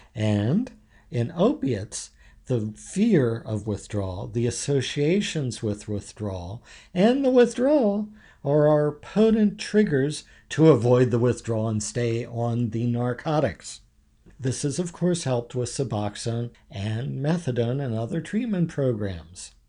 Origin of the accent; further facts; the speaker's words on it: Havre de Grace, Maryland, United States; I grew up in Haverty Grace my whole life.